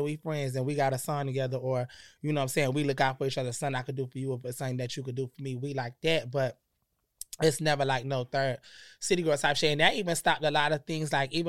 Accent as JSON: {"language": "English", "region": "Connecticut", "country": "United States", "said": "So I keep, you know, I'm from Connecticut."}